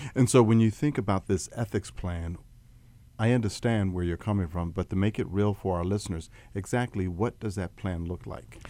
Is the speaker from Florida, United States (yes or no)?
no; Atlantic City, New Jersey, United States; I'm from Atlantic City